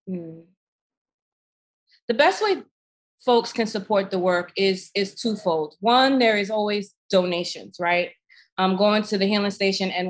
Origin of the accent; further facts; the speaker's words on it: New York City, New York, United States; I'm a New Yorker